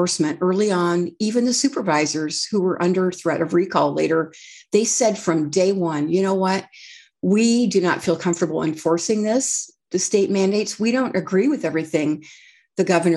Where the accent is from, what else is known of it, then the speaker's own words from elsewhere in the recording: Redding, California, United States; when I grew up in Redding, it was a heavily Democrat